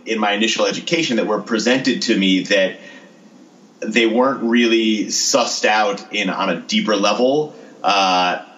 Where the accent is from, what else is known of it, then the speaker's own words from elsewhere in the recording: Connecticut, United States; now in Austin, United States; I'm originally from Connecticut, and this is like the biggest Connecticut stereotype, but I started teaching sailing when I was 16.